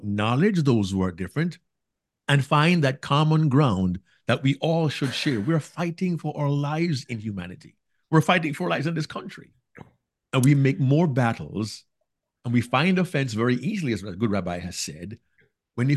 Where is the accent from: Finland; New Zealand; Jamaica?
Jamaica; now in United States; I am Jamaican by birth, a black man in America